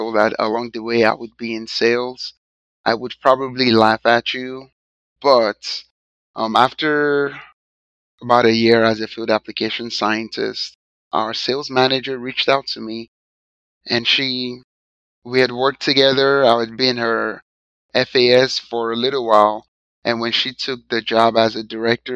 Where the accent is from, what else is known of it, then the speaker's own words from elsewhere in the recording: Nigeria; now in United States; So I'm an immigrant from Nigeria.